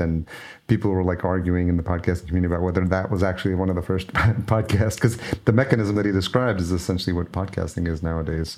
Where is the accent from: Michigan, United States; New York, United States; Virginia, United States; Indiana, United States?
New York, United States; I grew up in New York